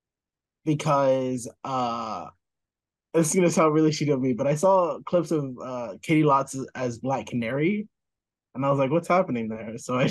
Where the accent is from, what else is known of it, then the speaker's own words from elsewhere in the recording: United States; as an American, I demand to quantify things.